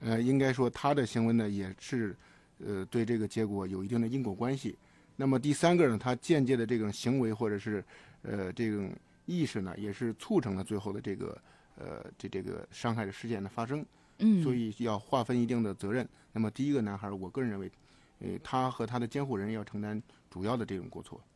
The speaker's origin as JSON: {"language": "Chinese", "region": "Hebei", "country": "China", "tie": "born or raised there", "moved": "yes", "said": "我们老家河北省农村"}